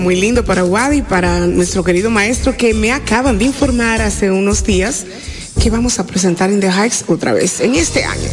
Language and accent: Spanish; Dominican Republic; moved away; also born or lived in Puerto Rico; me ha dado este país, el retorno, el yo poder volver